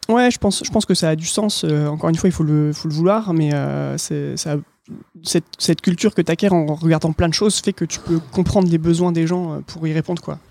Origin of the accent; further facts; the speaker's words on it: Lille, Hauts-de-France, France; now in Tours, France; je suis lillois